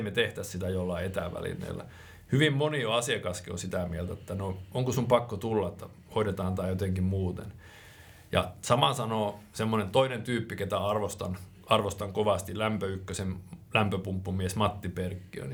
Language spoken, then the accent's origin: Finnish; Finland; moved away as an adult; also born or lived in Raahe, Finland; Suomen toisiksi pienin kaupunki, mistä mä alun perin kotoisin